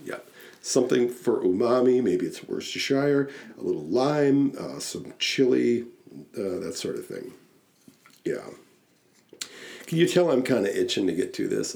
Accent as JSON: {"language": "English", "region": "Wisconsin", "country": "United States", "said": "we're from Wisconsin"}